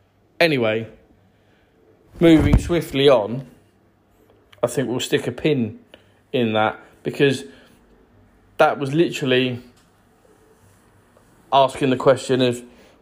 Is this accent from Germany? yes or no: no; United Kingdom; We're British people, or we're English, Irish, Scottish, or Welsh.